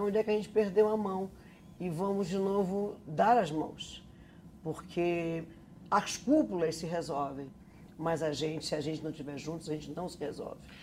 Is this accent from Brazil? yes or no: yes; North Region, Brazil; moved away as an adult; por ser do norte